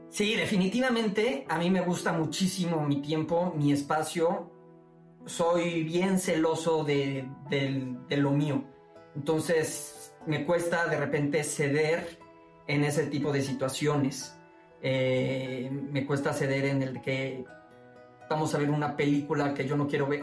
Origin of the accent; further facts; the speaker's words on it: Boca del Río, Veracruz, Mexico; moved away as an adult; now in Mexico City, Mexico; mi pueblito, mi boca del río, Veracruz, su comida, su gente